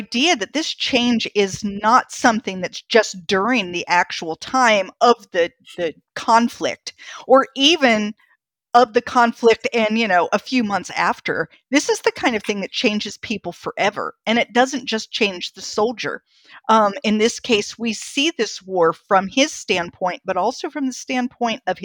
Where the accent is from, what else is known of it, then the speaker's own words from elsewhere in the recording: North Canton, Ohio, United States; also born or lived in Athens, Greece; I grew up in Ohio. And the town I was born in is North Canton, or I was actually born in Athens, Greece, but my family was all born in North Canton and grew up there. And, you know, I lived there for years